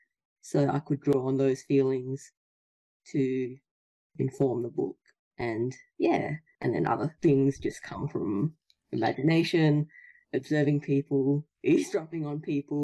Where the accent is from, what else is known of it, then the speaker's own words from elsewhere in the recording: Perth, Western Australia, Australia; I'm from Perth, Western Australia.